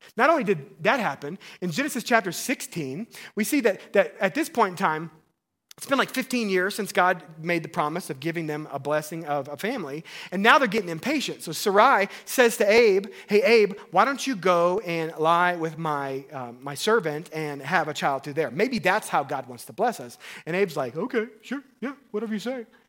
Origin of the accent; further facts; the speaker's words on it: Missouri, United States; I'm from Missouri